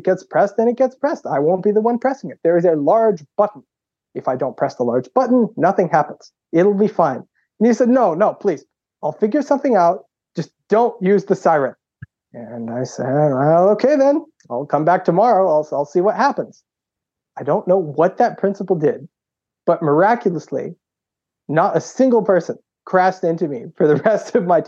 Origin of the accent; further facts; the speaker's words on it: Boston, Massachusetts, United States; I grew up in Boston and then just went to public school